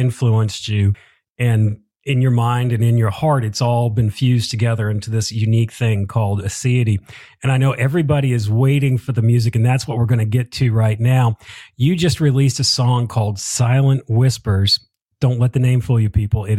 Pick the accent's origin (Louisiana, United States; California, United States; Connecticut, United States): Connecticut, United States; I'm from the Northeast, from the Connecticut area